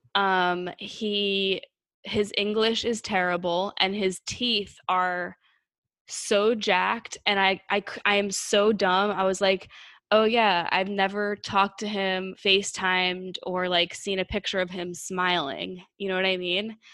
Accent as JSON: {"language": "English", "country": "United States", "tie": "born or raised there", "said": "I was born in, in the United States"}